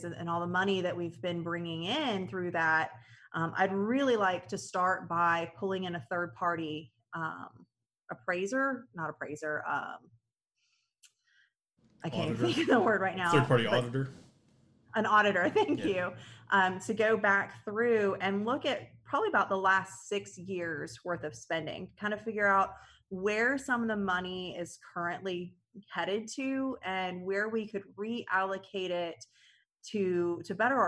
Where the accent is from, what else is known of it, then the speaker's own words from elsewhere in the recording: United States; I'm born and raised in Clay County, so I actually went through the Clay County school system